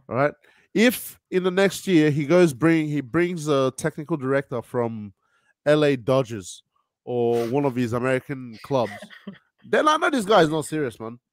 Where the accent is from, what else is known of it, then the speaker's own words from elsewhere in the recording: Nigeria; now in Sydney, Australia; I'm Nigerian